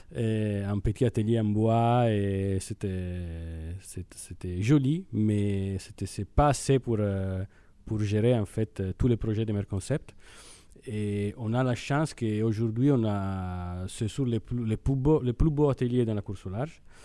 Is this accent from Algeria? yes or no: no; Italy; accent: Italian; French is a second language; moved away as an adult; now in Brittany, France; je suis italien peut-être l'accent c'est c'est assez évident